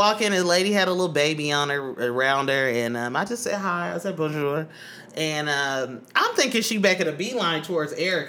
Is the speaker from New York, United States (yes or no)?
no; Oakland, California, United States; I'm from East Oakland.